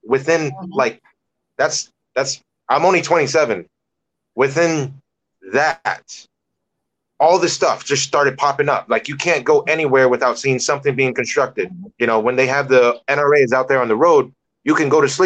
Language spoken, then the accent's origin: English; Cayman Islands; I'm trying to be the best Caymanian that ever lived